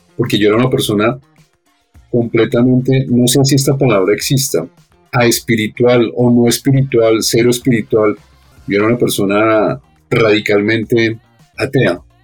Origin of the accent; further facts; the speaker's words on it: Bogotá, Colombia; toda mi vida he estado aquí en Bogotá, no he logrado todavía acostumbrarme al clima